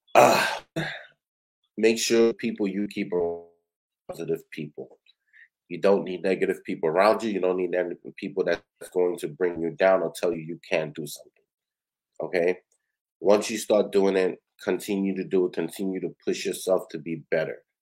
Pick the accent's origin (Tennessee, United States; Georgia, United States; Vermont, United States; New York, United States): New York, United States; New York City; I grew up on Ocean Avenue